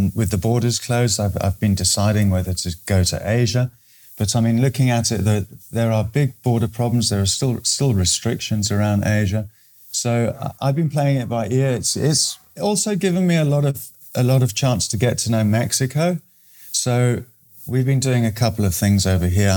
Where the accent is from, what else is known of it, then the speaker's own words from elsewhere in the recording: Eswatini; I'm from Swaziland, which is actually now known as Eswatini in southern Africa